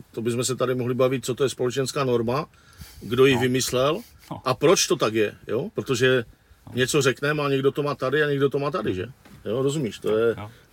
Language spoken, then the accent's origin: Czech; Wallachia, Zlín Region, Czechia; odkud pocházím já z Valašského regionu